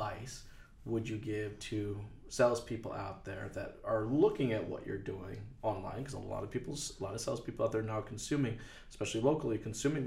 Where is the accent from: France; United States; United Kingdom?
United States; moved away; now I'm from the States